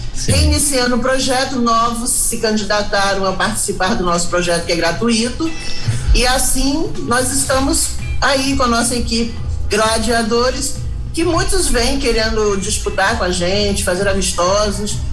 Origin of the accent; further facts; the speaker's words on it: Rio de Janeiro, Brazil; moved away as an adult; now in Mombaça, Brazil; eu sou do Rio de Janeiro